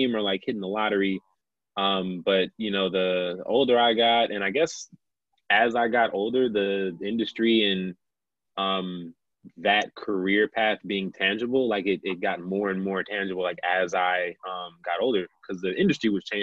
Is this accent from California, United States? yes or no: no; Milwaukee, Wisconsin, United States; born and raised in Milwaukee, Wisconsin, in the United States